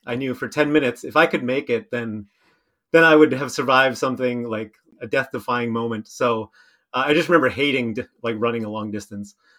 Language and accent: English; Steinbach, Manitoba, Canada; I grew up in Steinbach, spent a few years away, but then moved back with my wife